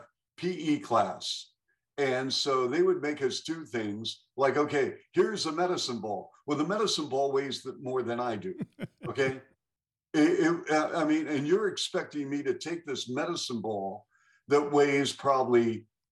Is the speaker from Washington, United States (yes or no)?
yes; Seattle, Washington, United States; as a kid growing up in Seattle